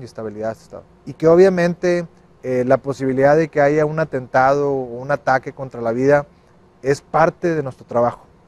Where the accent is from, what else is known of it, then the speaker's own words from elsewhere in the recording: Nuevo León, Mexico; los que somos de Nuevo León